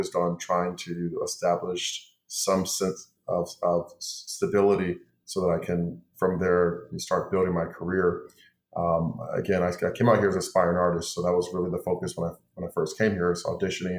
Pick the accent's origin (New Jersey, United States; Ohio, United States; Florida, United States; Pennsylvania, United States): Ohio, United States; Cleveland; moved away as an adult; now in Los Angeles, United States; I've been in Los Angeles now for over 15 years. I'm from Cleveland, Ohio